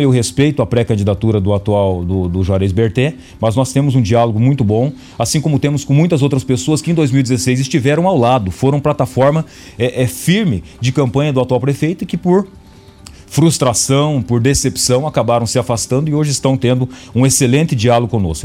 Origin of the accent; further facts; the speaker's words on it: Ubiratã, Paraná, Brazil; also born or lived in Boa Esperança; now in Cascavel, Brazil; eu nasci em Boa Esperança, mas cresci tudo ali em Ubiratana.